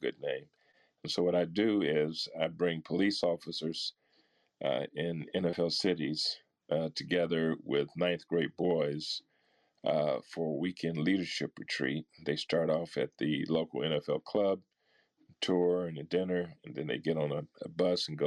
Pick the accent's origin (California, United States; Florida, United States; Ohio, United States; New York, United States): Ohio, United States; Akron; growing up in Akron, Ohio.